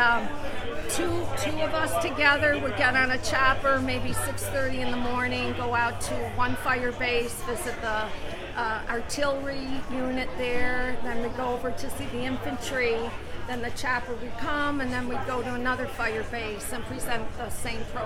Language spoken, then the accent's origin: English; New York, United States; I'm from New York